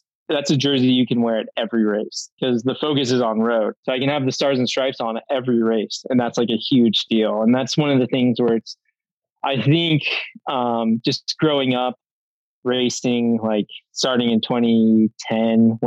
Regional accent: Prescott, Arizona, United States; I'm from Prescott, Arizona, born and raised, and proud of it

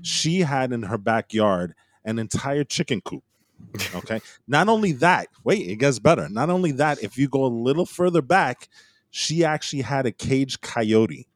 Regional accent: California, United States; I grew up, I was born in California

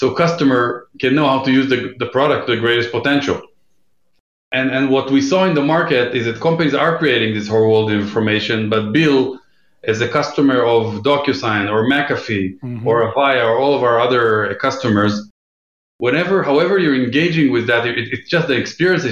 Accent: Israel; moved away as an adult; now in New York, United States; I'm based in New York right now. I grew up in Israel.

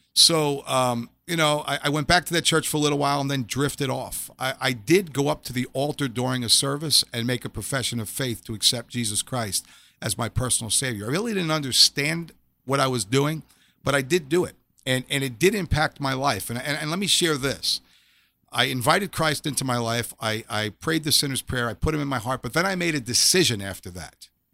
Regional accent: New York City, New York, United States; I grew up in Staten Island, New York

